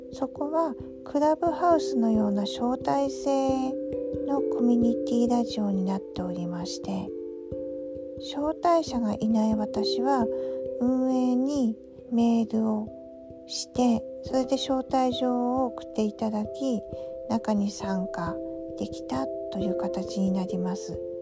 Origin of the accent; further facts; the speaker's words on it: Aomori, Japan; accent: Tsugaru dialect; now in Tokyo, Japan; 実は私も青森なんですよ、ということで、なぜか東京にお互い住みながら、こんな風に津軽弁が出てきたりとか